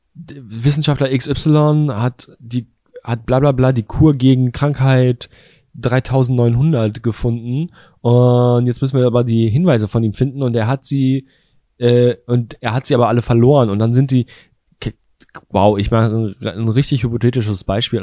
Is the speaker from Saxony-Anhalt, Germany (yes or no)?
no; Bielefeld, North Rhine-Westphalia, Germany; meine Heimatstadt Bielefeld